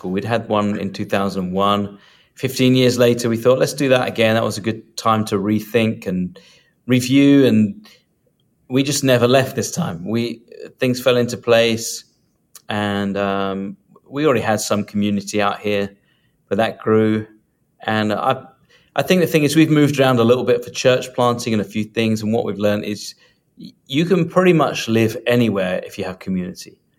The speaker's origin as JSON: {"language": "English", "country": "United Kingdom", "moved": "yes", "lives_now": "California, United States", "said": "and I'm a Brit who lives in California."}